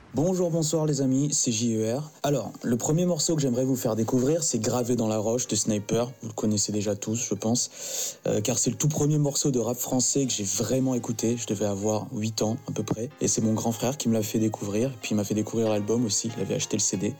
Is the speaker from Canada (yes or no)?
no; Madagascar; à mon pays d'origine, donc Madagascar